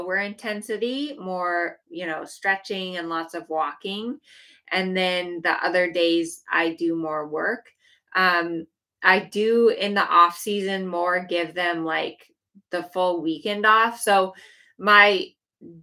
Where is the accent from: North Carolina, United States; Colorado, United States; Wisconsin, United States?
Colorado, United States; moved away; I grew up in Colorado and I left because it was so cold in the winter